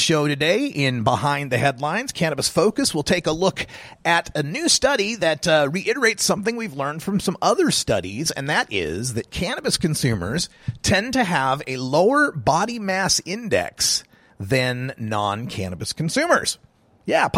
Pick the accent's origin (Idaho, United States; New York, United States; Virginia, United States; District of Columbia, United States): Idaho, United States; now in Portland, United States; my home state of Idaho